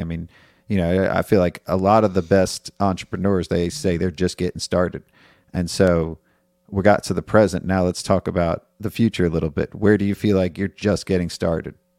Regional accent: New York, United States; moved away; I'm from New York

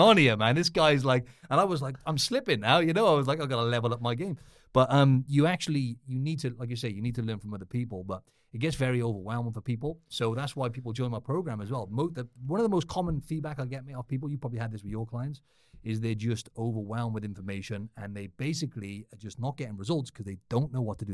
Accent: Cardiff, Wales, United Kingdom; I'm from Wales in the U K

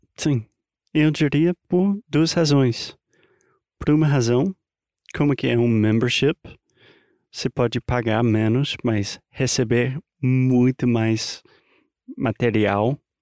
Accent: United States; Portuguese is a second language; moved away; also born or lived in Brazil; I'm an American learning Brazilian Portuguese

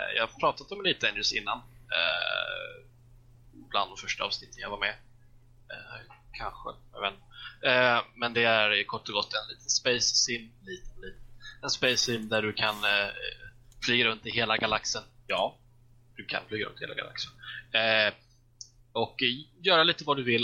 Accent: Småland, Sweden; jag är ju smålänning av mig

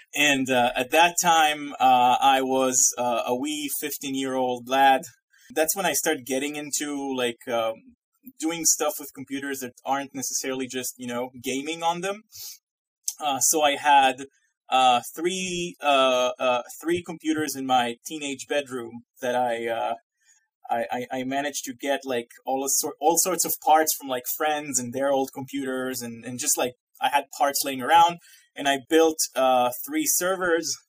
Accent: Israel; moved away as an adult; now in Massachusetts, United States; I'm originally Israeli. I'm from Israel. Uh, I grew up and lived there, uh, you know, 30 years of my life.

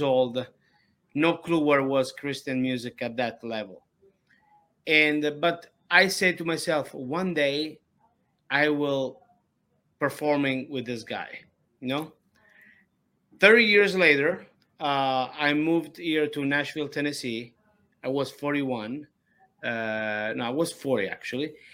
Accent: Ragusa, Sicily, Italy; English is a second language; now in United States; I was born in uh, Ragusa, Sicily

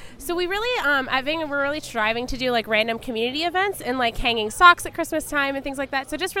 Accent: Salem, Ohio, United States; I actually grew up in Salem, so I've not been familiar with Youngstown

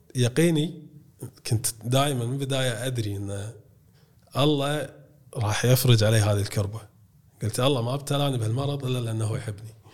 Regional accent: Kuwait; عندنا بالكويت

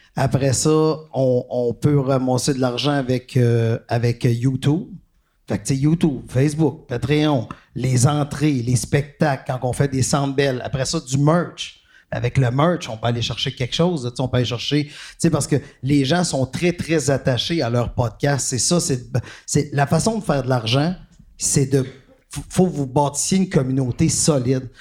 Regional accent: Quebec, Canada; on est Québécois

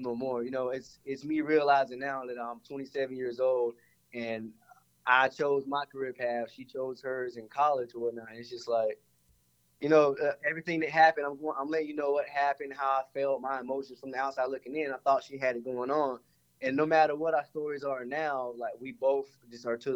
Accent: Clinton, North Carolina, United States; moved away as an adult; now in Atlanta, United States; So originally from Clinton, North Carolina, there ain't really much if anyone's ever been out there. It's basically farmlands

